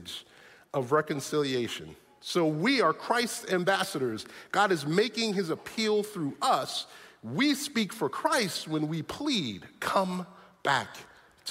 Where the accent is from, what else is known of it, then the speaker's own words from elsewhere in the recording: New York City, New York, United States; moved away; I grew up in New York City